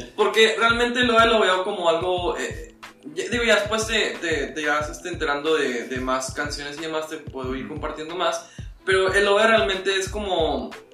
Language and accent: Spanish; Monterrey, Nuevo León, Mexico; also born or lived in Morelia; nací en Morelia y crecí en una casa, digo, mis papás son de Morelia. Pero sí, siempre, o sea, desde muy niño estuve aquí en Monterrey, desde primaria, entonces ya soy regio.